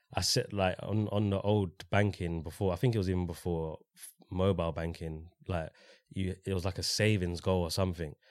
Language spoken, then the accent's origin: English; London, United Kingdom; Grew up in Walthamstow, went to school in Walthamstow